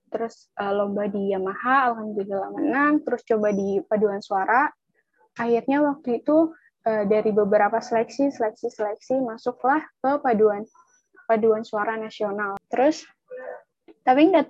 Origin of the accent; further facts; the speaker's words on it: Java, Indonesia; Gue tuh dari Jawa gitu kan. Jadi yang diterima yang dari luar Jawa itu cuma dua orang dan masuknya tuh di SMA 35 jurusan bahasa.